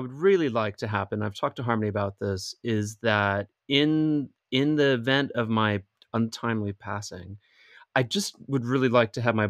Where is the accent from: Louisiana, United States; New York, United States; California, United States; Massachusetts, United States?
Louisiana, United States; New Orleans; also born or lived in Slidell; growing up in Louisiana in New Orleans